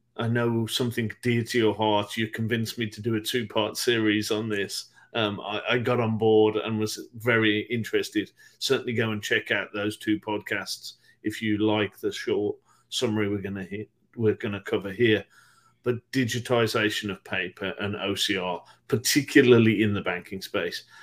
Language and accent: English; United Kingdom; my home country, the UK